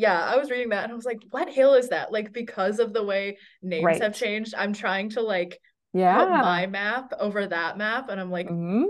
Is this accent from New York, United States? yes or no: no; North Carolina, United States; reading it in at home, I'm from North Carolina, reading it at home, much different experience than reading it here.